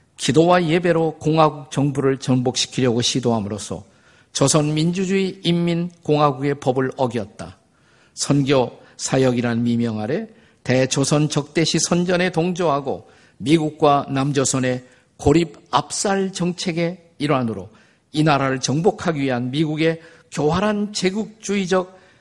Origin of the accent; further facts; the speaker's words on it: South Korea; 저는 우리 한국인들이라고 생각을 합니다